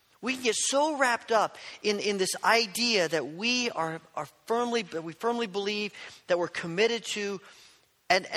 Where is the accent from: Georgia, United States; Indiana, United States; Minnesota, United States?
Indiana, United States; born or raised there